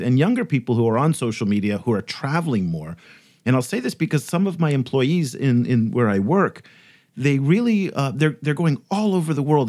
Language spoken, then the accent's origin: English; United States; in my whole life, growing up in the United States